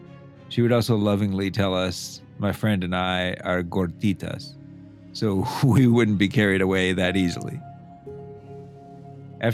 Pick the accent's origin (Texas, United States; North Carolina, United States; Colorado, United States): Texas, United States; I grew up in South Texas, more widely known as the Rio Grande Valley.